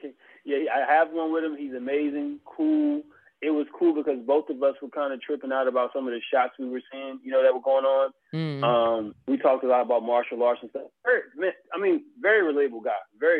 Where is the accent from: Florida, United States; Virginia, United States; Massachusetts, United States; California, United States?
Virginia, United States; South Boston; moved away; I'm from Virginia, South Boston, Virginia.